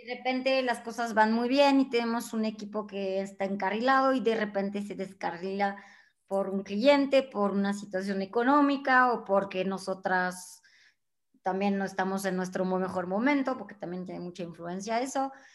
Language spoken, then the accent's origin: Spanish; France; Spanish is a second language; moved away as an adult; now in Mexico; yo siendo francesa, mexicana de adopción desde hace 20 años